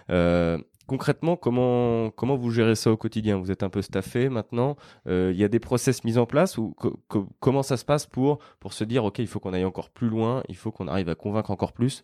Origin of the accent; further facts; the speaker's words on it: Lyon, Auvergne-Rhône-Alpes, France; aujourd'hui, on est à Lyon, euh, sur ma terre natale et juste à côté de chez moi